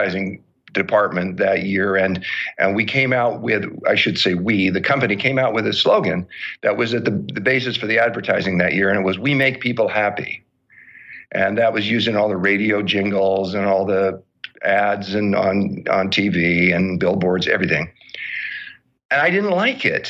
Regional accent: Southern California, United States; I grew up in Southern California

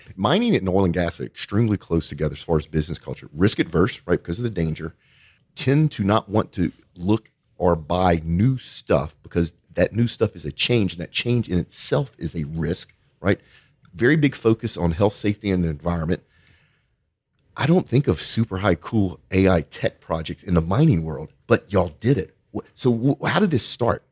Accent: Cajun, Louisiana, United States; accent: Cajun; my Cajun accent

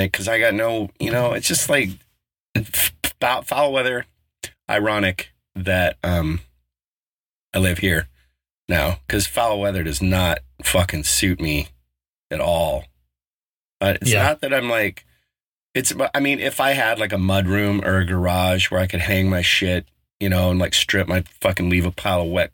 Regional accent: Colorado, United States; moved away; also born or lived in Bay Area, California; growing up in Colorado, we were 45 minutes from Loveland

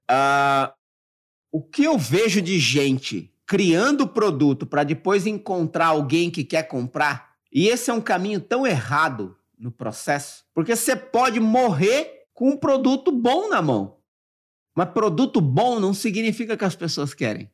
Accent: Mauá, São Paulo, Brazil; eu nasci no Jardim Zaira 4, em Mauá.

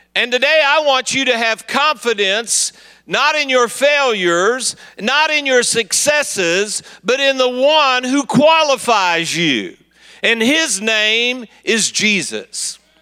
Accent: Kansas City, Missouri, United States; I'm from Kansas City, Missouri

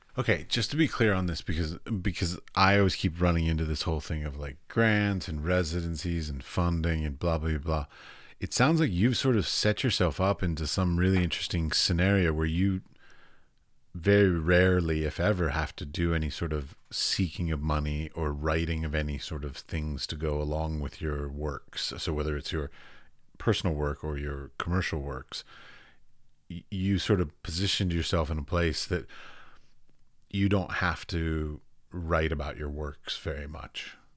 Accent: United States; as an American

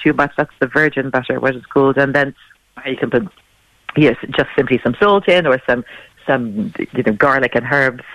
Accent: Ireland; I'm Irish

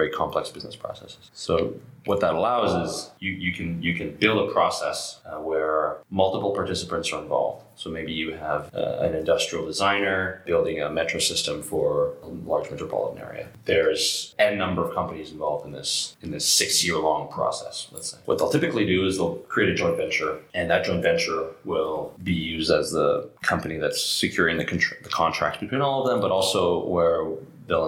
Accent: Canada; now in France; I'm a Canadian

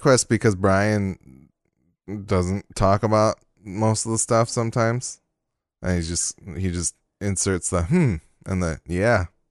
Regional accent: Michigan, United States; I'm from Michigan

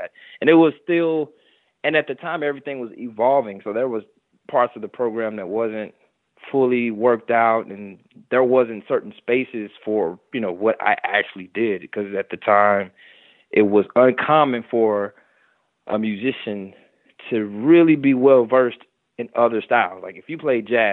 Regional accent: St. Louis, Missouri, United States; moved away as an adult; also born or lived in New York City; I'm from St. Louis, Missouri

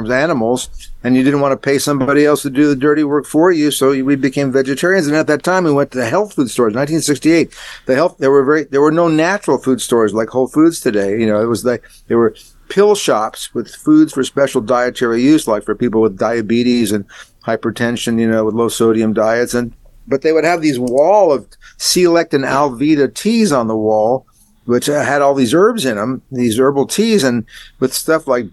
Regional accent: El Paso, Texas, United States; moved away as an adult; also born or lived in Taos, New Mexico; now in Austin, United States; I'm from El Paso, Texas, originally, but I lived in Austin on and off

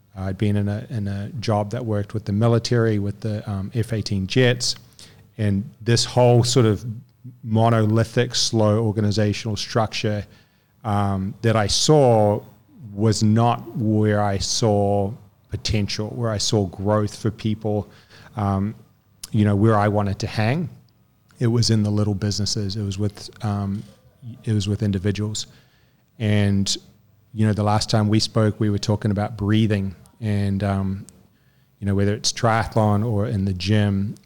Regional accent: New Zealand; moved away; also born or lived in French Polynesia / Newcastle; raised in New Zealand.

